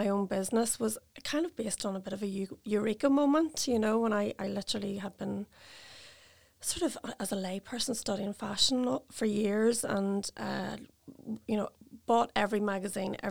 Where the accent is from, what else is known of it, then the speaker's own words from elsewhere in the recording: Belfast, Northern Ireland, United Kingdom; moved away as an adult; also born or lived in South West England; I'm born and bred in Belfast